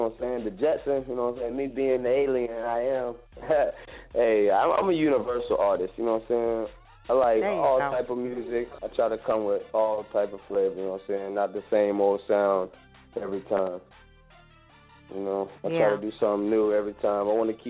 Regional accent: Florida, United States; Yeah, I mean, Florida boy swag.

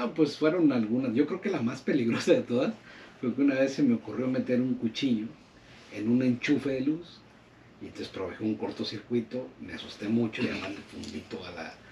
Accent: Guadalajara, Jalisco, Mexico; also born or lived in Escuinapa, Sinaloa; now in Culiacán, Mexico; pasé una infancia entre Guadalajara y Escuinapa

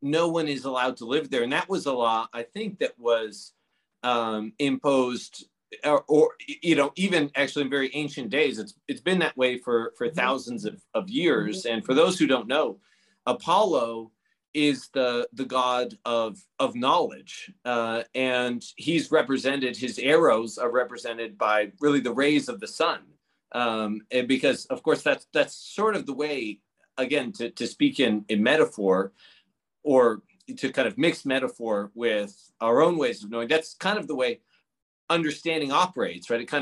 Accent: Prince Edward Island, Canada; I grew up in Prince Edward Island in Canada.

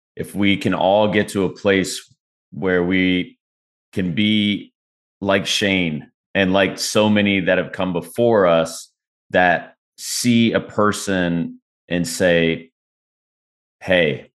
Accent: Texas, United States; now in Carolinas, United States; I'm from Texas

